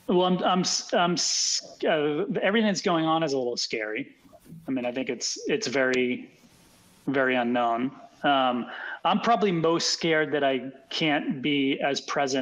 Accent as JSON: {"language": "English", "town": "Boston", "region": "Massachusetts", "country": "United States", "tie": "born or raised there", "also_born_or_lived": "Philadelphia", "said": "I grew up in Boston"}